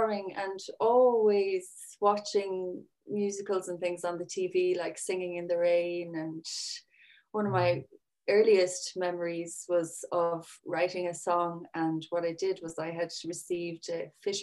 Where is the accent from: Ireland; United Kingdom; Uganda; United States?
Ireland; Sixmilebridge, Munster; I'm from 6 Mile Bridge, which is used to be a small village